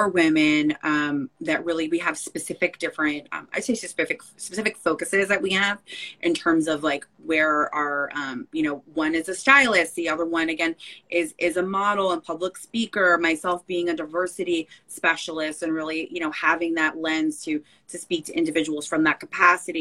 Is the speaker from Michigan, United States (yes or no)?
no; Belleville, New Jersey, United States; moved away as an adult; now in Brooklyn, United States; I grew up in Belleville, New Jersey, North Newark, so Essex County, so northern New Jersey.